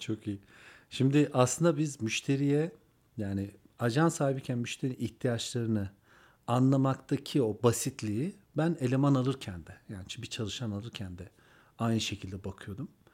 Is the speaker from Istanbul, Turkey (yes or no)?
no; Antalya, Turkey; also born or lived in Ankara / Kars; Karslıyız aslında ama Antalya'da büyüdüm. Ankara'da doğdum